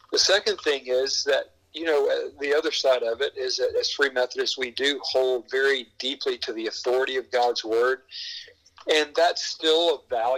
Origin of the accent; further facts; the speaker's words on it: the South, United States; I was born and bred in the South